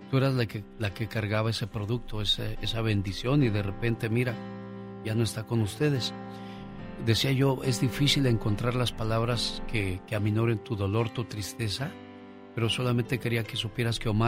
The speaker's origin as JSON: {"language": "Spanish", "region": "Sinaloa", "country": "Mexico", "moved": "yes", "said": "la güera de Sinaloa, porque un día salí de Sinaloa, pero Sinaloa nunca salió de mí."}